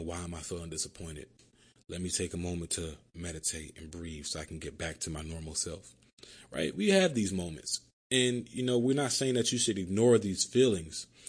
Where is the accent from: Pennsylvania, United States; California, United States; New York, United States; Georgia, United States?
Pennsylvania, United States; Philadelphia; moved away as an adult; now in Miami, United States; growing up in Philly